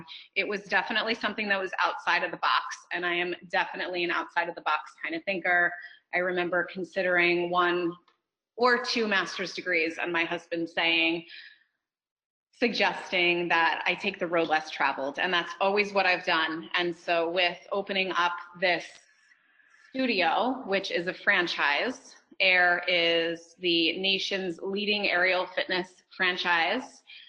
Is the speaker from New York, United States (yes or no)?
yes; Port Jefferson, New York, United States; moved away as an adult; also born or lived in Ithaca, New York; now in New Jersey, United States; I am from Long Island, Port Jefferson, New York.